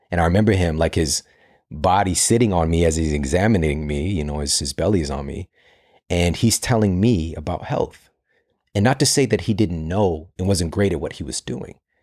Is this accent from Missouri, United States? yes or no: yes; St. Louis, Missouri, United States; I'm from Saint Louis